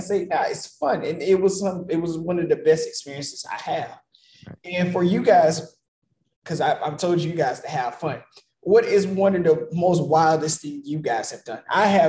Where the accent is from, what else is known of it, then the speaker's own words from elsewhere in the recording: the South, United States; Because I was born in the South.